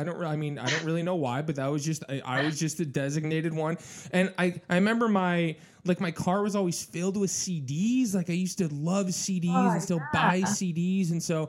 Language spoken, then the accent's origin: English; Michigan, United States; moved away; also born or lived in Naperville, Illinois; I'm from Michigan originally.